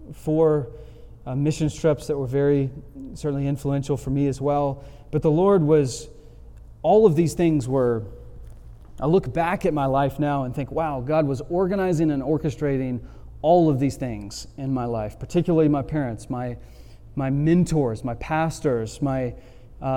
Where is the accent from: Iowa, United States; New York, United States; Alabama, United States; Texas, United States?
Alabama, United States; Montgomery; took a job back in my hometown, Montgomery, Alabama